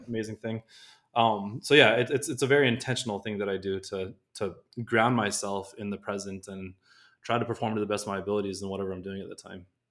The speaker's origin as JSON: {"language": "English", "region": "Southern California", "country": "United States", "tie": "born or raised there", "said": "I grew up in Southern California"}